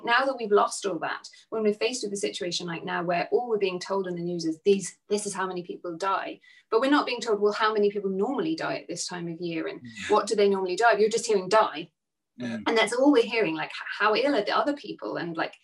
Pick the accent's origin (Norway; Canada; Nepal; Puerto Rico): Nepal; moved away; When I grew up in Nepal, it was a way of life.